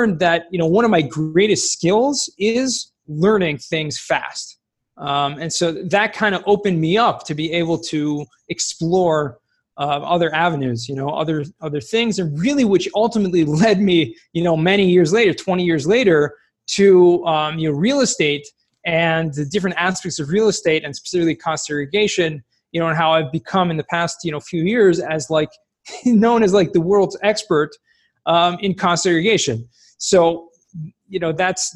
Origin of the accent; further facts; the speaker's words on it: Los Angeles, California, United States; moved away as an adult; also born or lived in San Diego, United States / Jerusalem, Israel; I grew up in Southern California, California, Los Angeles, Woodland Hills, specifically in San Fernando Valley